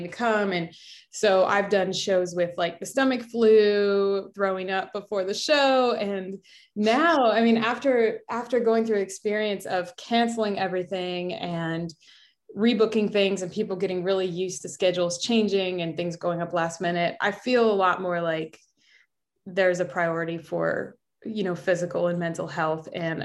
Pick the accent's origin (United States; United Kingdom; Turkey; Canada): United States; Chicago, Illinois; also born or lived in Oak Park, Illinois; I grew up in Chicago, like in the city